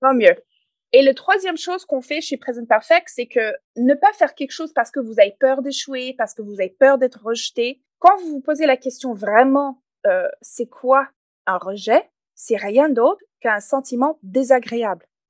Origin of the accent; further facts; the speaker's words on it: Canada; accent: English Canadian; first language English; French is a second language; now in France; comme vous pouvez peut-être entendre dans mon accent, je ne suis pas française d'origine. Je suis canadienne anglophone